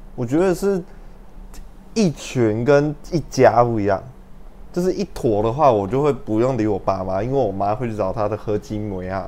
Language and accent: Chinese; Hsinchu, Taiwan; 我是新竹人